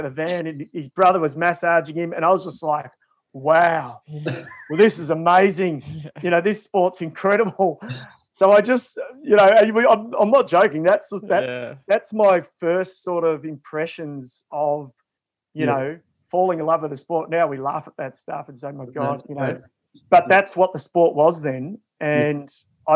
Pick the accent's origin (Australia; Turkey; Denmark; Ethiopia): Australia; Ballarat, Victoria; also born or lived in Shepparton; I grew up in Ballarat and then sort of later on high school years in Shepparton